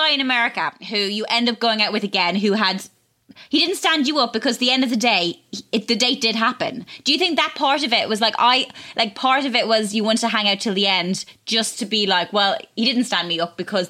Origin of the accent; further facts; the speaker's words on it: Ireland; I grew up in Ireland